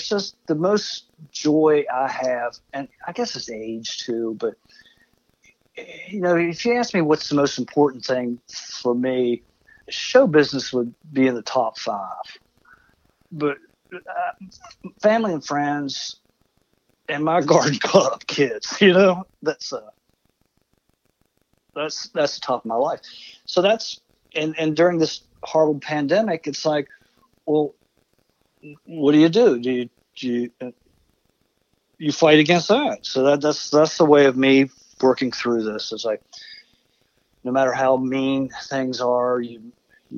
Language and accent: English; Martinsburg, West Virginia, United States; my hometown of Martinsburg. Actually, I'm Pikeside, right outside of Martinsburg